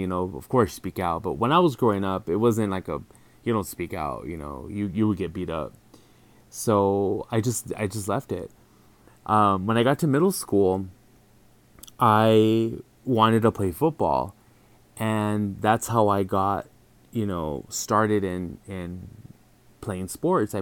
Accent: El Paso, Texas, United States; moved away as an adult; now in San Diego, United States; 36 years old, I'm from El Paso, Texas.

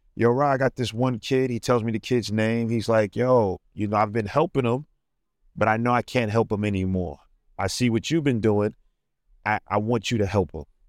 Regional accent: New York City, New York, United States; I'm from Brooklyn, New York.

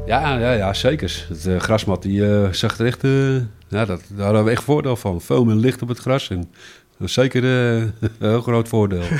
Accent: Alkmaar, North Holland, Netherlands; also born or lived in Heemskerk; Ik ben eigenlijk nooit uit Alkmaar vertrokken

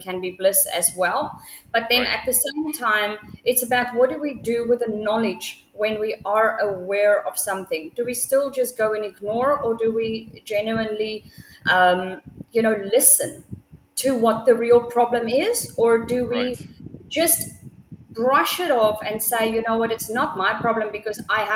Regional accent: South Africa; I come from South Africa

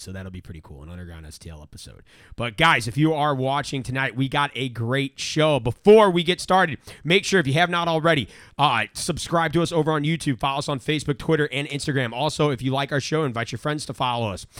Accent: St. Louis, Missouri, United States; I'm from Saint Louis

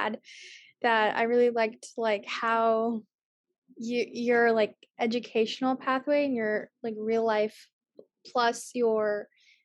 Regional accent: Medford, Massachusetts, United States; I'm originally from Medford, so I go to Tufts University in Medford. So I've lived in Medford for the past 10 years, and I went to Medford High School.

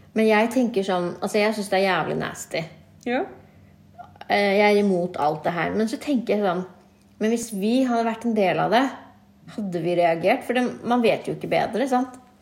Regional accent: Norway; vi er født og oppvokst i Norge

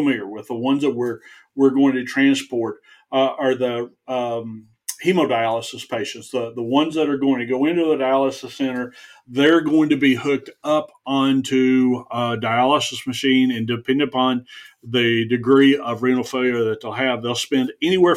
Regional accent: the South, United States; I grew up in the South.

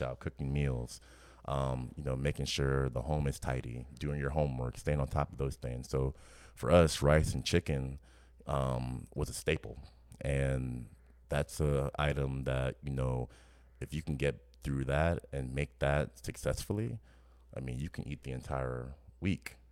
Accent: New Orleans, Louisiana, United States; growing up in New Orleans

